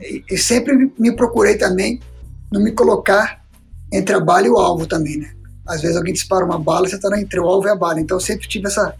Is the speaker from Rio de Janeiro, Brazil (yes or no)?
no; Brasília, Federal District, Brazil; moved away as an adult; also born or lived in Minas Gerais; now in Belo Horizonte, Brazil; eu sou mineiro, mas a gente foi para Brasília muito cedo, eu era muito novo